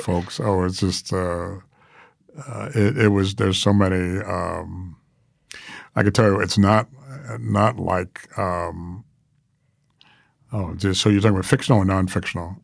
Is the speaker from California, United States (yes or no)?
no; New York, United States; moved away; I grew up with the New York Times and New York, 'cause I'm a New Yorker originally